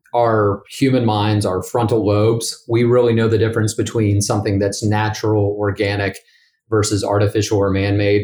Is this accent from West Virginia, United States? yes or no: yes; Bridgeport, West Virginia, United States; moved away as an adult; also born or lived in St. Louis, Missouri; now in Pittsburgh, United States; I'm originally from Bridgeport, West Virginia, and have lived in Pittsburgh, Pennsylvania for the last seven years